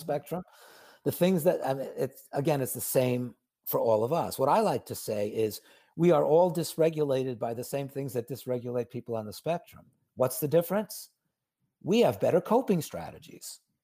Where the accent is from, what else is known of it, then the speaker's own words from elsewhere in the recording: New York City, New York, United States; I grew up in New York, so I know the city well